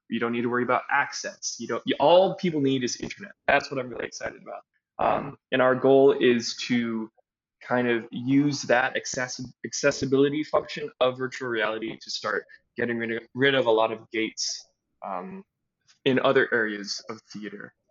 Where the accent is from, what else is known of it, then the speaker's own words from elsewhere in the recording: Kampala, Central Region, Uganda; also born or lived in Evanston, United States; I was born in Evanston, Illinois, but I grew up overseas in Kampala, Uganda.